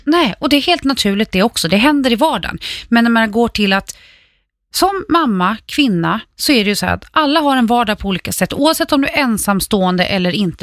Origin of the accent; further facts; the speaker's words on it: Färjestaden, Kalmar County, Sweden; Hotell Skansen i Färjestaden, min hemort